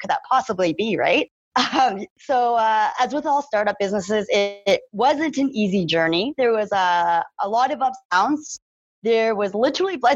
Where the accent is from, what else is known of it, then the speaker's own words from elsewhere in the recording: Calgary, Alberta, Canada; I am born and raised in Calgary, Alberta